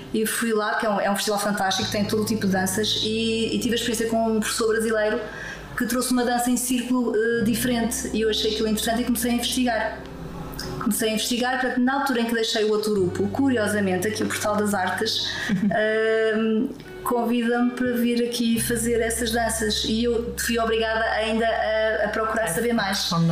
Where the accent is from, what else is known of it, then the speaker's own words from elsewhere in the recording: Lisbon, Portugal; moved away as an adult; also born or lived in Porto / Macau; now in Madeira, Portugal; Eu nasci em Lisboa uh, há quase 60 anos